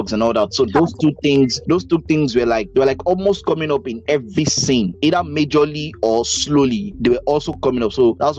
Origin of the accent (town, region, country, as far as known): Nigeria